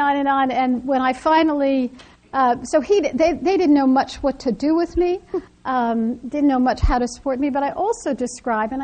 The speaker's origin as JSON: {"language": "English", "town": "New York City", "region": "New York", "country": "United States", "tie": "born or raised there", "said": "I was born on the Lower East Side of Manhattan"}